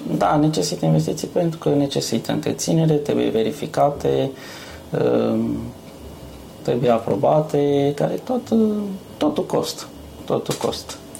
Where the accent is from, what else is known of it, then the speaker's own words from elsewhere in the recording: near Pitești, Argeș, Romania; moved away as an adult; now in Yorkshire, United Kingdom; în satul meu, unde, unde sunt de acolo, de lângă Pitești